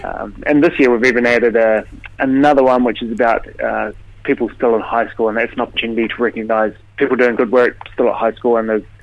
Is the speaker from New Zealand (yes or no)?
yes; Otago, New Zealand; moved away; also born or lived in Dunedin; I grew up in the Catlins and spent my time in Dunedin